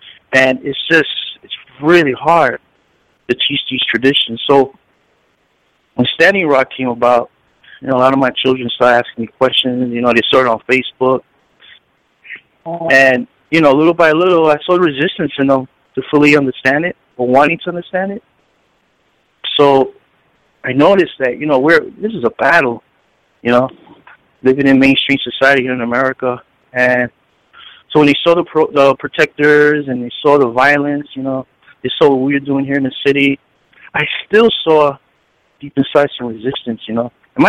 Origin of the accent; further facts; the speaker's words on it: Puerto Rico; in my community back home in Puerto Rico, Borinquen, I come from Calle, my father's side